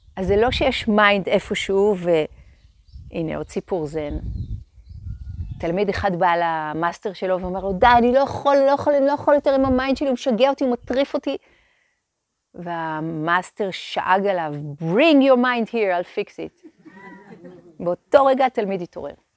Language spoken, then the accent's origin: Hebrew; Hadera, Haifa District, Israel; הם עוד גרו בחדרה. שם נולדתי, שם גדלתי